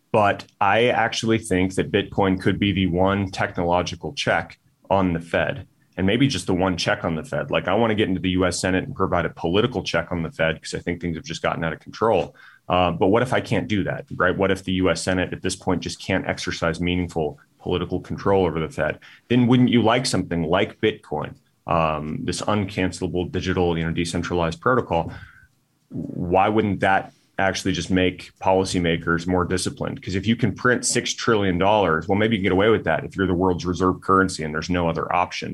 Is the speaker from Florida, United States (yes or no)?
no; Tucson, Arizona, United States; Tucson, my hometown